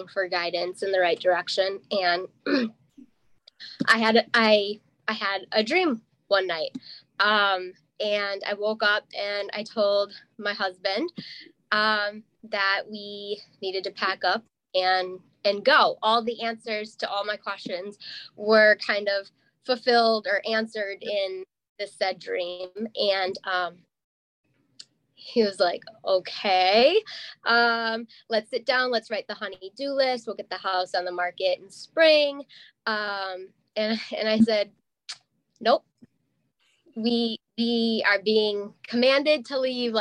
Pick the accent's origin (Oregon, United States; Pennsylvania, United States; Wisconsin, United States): Wisconsin, United States; Madison; moved away as an adult; also born or lived in Milwaukee, Wisconsin; now in northern Wisconsin, United States; I grew up in Madison, like that's where I went to high school